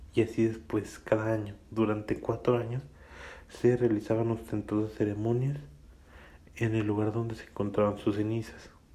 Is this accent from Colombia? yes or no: no; Mexico; aquí en mi país natal, México.